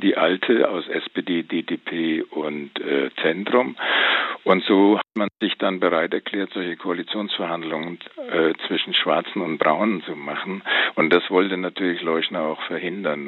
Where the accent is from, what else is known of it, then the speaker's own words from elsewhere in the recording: Bavaria, Germany; ich komme wie Sebastian Puschen aus Bayern